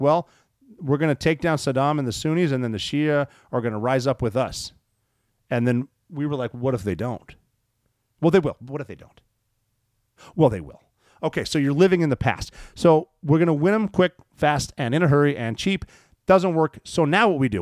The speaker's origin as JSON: {"language": "English", "region": "Montana", "country": "United States", "tie": "born or raised there", "said": "Maelstrom Air Force Base, which is in my home state of Montana"}